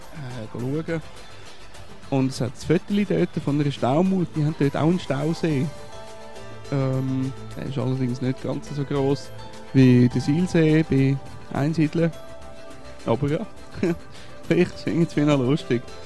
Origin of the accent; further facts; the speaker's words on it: Switzerland; sind wir als Schweizer